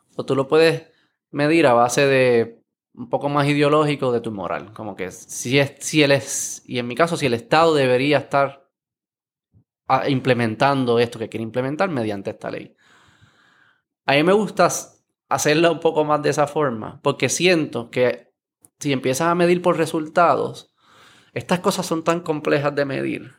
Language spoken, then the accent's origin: Spanish; Puerto Rico